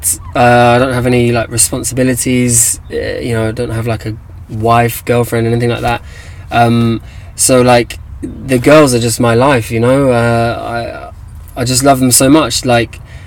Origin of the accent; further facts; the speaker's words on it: England, United Kingdom; moved away; also born or lived in Tanzania; I'm like English